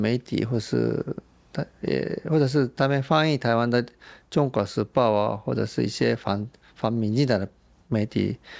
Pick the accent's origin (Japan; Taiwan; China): Japan; Chinese is a second language; 以前我们日本人认识的台湾，享受台湾的时候，啊，这些好吃的东西这么便宜，或者是这些很舒服的按摩也是这么划算，啊，对，那比在日本国内旅游更便宜、更划算，而且台湾人很亲切。